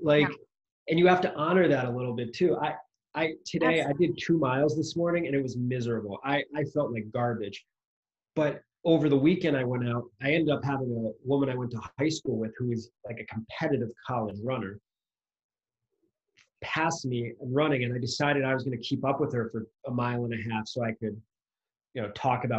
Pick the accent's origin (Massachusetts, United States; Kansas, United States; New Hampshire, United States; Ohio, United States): Massachusetts, United States; Boston; out of a bar owned by a kid I grew up with in Boston, Fenway Johnny's near Fenway Park.